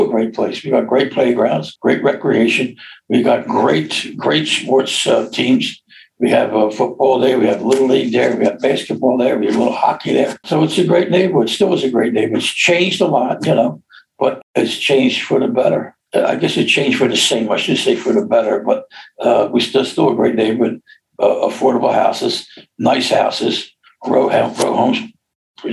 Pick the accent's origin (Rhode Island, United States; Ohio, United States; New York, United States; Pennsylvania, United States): Pennsylvania, United States; Philadelphia; I'm from Overbrook